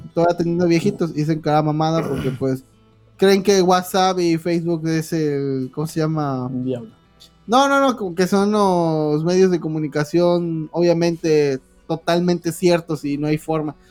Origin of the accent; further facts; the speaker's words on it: Mexico; todos los mexicanos tenemos esa madre